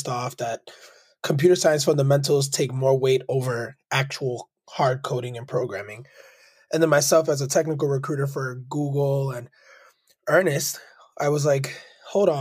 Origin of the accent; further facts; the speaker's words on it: Lawrence, Massachusetts, United States; also born or lived in Manhattan, New York; I was born in Manhattan, New York, raised by a single mother born in Queens, New York. We moved to Lawrence, Massachusetts